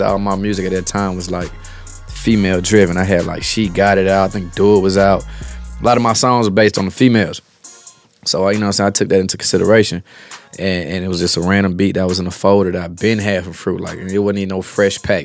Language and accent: English; Smyrna, Georgia, United States; I grew up on the north side, Mario. You know what I'm saying? Cobb County, Smyrna too